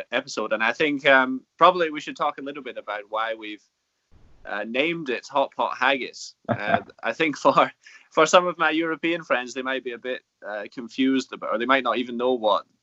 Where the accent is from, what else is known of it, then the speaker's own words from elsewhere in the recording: Scotland, United Kingdom; I am Scottish, even if I've uh, lost the accent.